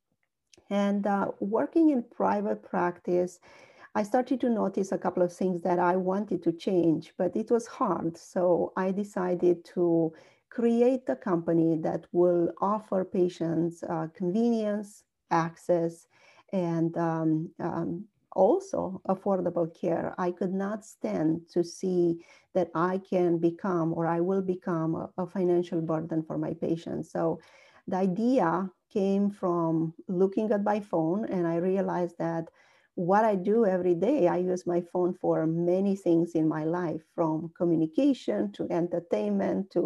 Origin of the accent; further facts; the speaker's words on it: Romania; moved away as an adult; also born or lived in Pittsburgh, United States / Cincinnati, United States; now in United States; I was born and raised in Romania.